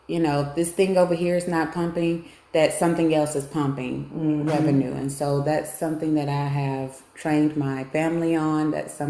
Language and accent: English; Alabama, United States; also born or lived in Biloxi, Mississippi / Gulf Coast / Marion, Louisiana; now in Monroe, United States; I was born in Biloxi, raised in Alabama